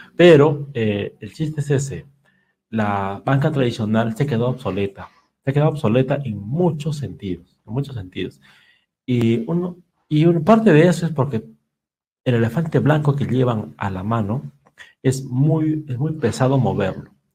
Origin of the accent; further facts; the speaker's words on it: Peru; nosotros como peruanos